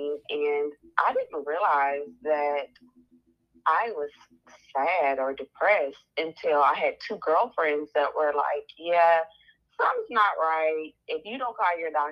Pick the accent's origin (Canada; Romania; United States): United States; Nashville, Tennessee; I am from Nashville, and I graduated from Tennessee State in 2009